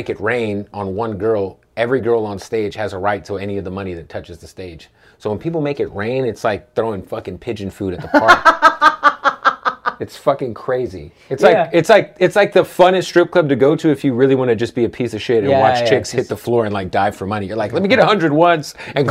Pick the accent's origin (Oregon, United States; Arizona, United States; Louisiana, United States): Arizona, United States; Phoenix; moved away; I'm from Phoenix